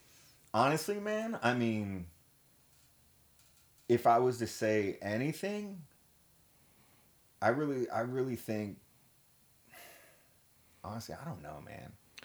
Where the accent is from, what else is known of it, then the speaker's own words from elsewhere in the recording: Germany; Like, growing up in Germany, because old man was stationed out there.